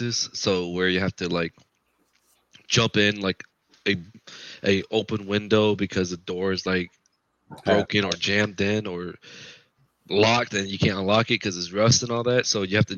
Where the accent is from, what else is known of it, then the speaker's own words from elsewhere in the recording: Florida, United States; moved away as an adult; also born or lived in South Carolina / Virginia; now in North Carolina, United States; I am originally from Florida until I joined the Army.